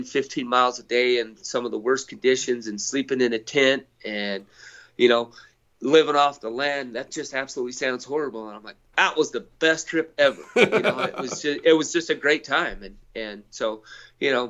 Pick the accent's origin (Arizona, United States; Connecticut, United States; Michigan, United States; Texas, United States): Arizona, United States; White Mountains of; I grew up in the White Mountains of Arizona, some of the best elk hunting in the world